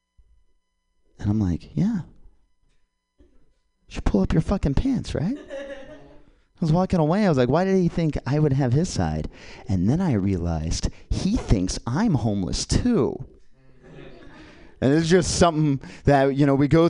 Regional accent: Kansas, United States; moved away as an adult; now in California, United States; I'm from Kansas

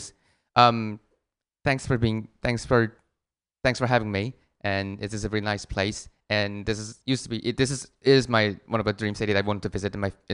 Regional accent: Seoul, South Korea; accent: mixed British and American; English is a second language; moved away as an adult; now in Tokyo, Japan; I'm a guy from Korea who lives in Tokyo.

